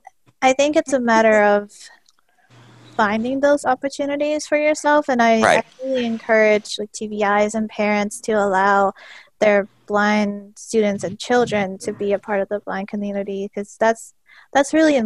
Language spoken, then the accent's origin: English; Newton, Massachusetts, United States; Well, when I moved to the U.S. And, you know, growing up in Massachusetts